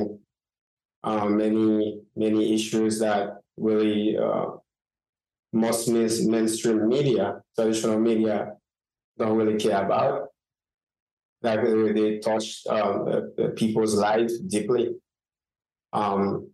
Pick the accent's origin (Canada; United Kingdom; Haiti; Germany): Haiti; moved away as an adult; now in Miami, United States; I was born and raised in Haiti. I would say most of my life I spent in Haiti.